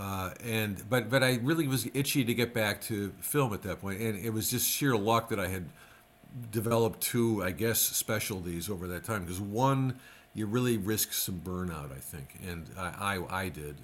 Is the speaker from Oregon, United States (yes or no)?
no; Racine, Wisconsin, United States; growing up in Racine was perfect because you could get the Milwaukee stations and the Chicago stations